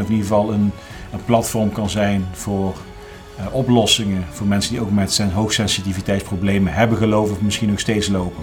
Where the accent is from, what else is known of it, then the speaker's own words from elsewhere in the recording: Groesbeek, Gelderland, Netherlands; moved away as an adult; also born or lived in Nijmegen; eigenlijk tot, ja, tot mijn dertigste in Groesbeek heb gewoond